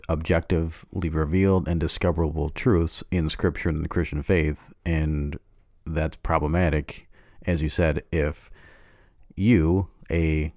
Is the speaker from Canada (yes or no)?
yes; Canada; I'm Canadian, so I think we're a little bit lower on the chain.